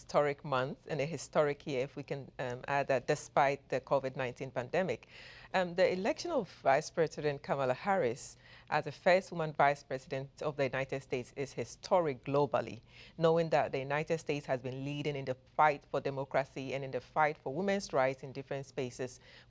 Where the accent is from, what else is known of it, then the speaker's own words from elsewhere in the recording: Ghana; He was a military colonel in Ghana.